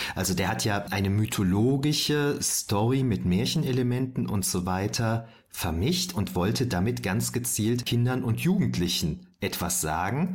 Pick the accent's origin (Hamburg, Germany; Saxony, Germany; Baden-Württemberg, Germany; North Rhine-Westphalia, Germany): North Rhine-Westphalia, Germany; Düren; Ich bin ja aus Düren, bei uns gab es sowas nicht.